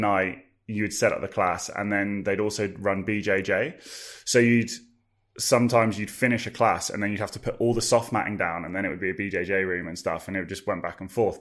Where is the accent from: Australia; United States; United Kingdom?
United Kingdom; Farnham, South East England; also born or lived in London; back in my hometown